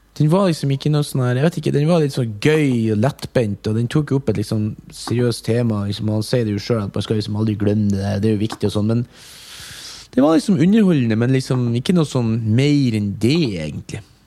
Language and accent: Norwegian; Mo i Rana, Nordland, Norway; now in Oslo, Norway; fra Mo i Rana